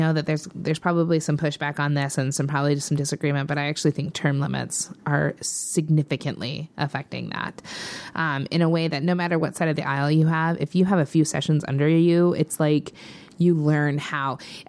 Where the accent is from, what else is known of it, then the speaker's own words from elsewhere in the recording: Missoula, Montana, United States; So I'm from Missoula